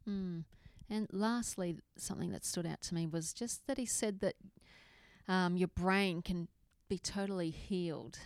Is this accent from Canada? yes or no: no; Australia; I'm from Australia